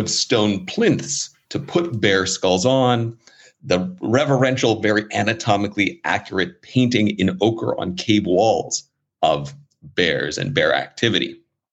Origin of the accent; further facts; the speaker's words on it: Los Angeles, California, United States; moved away as an adult; also born or lived in Fort Collins, Colorado / Arizona; now in Tokyo, Japan; I grew up in Los Angeles, California.